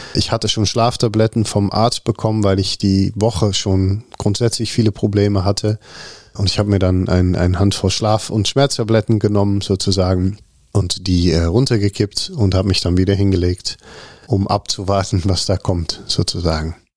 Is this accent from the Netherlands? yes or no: yes; Netherlands; German is a second language; moved away as an adult; also born or lived in Rotterdam; now in Cologne, Germany; ich bin Holländer